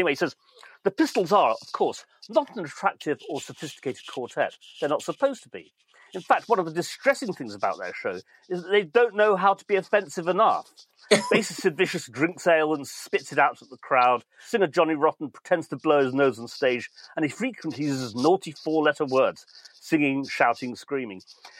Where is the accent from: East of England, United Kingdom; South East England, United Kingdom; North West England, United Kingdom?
North West England, United Kingdom; Manchester; We are very Mancunian. That's what makes us so special.